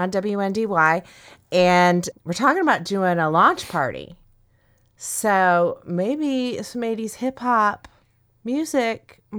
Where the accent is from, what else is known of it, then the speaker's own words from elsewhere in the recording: Midwest, United States; I'm from the Midwest.